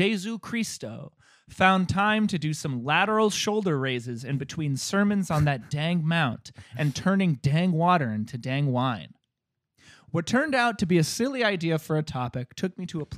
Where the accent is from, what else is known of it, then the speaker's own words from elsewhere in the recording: Northeast, United States; I was raised in the Northeast